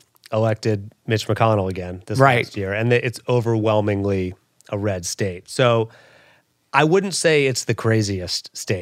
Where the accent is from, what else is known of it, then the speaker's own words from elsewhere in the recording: Louisville, Kentucky, United States; I'm from Kentucky, Louisville, Kentucky, yeah.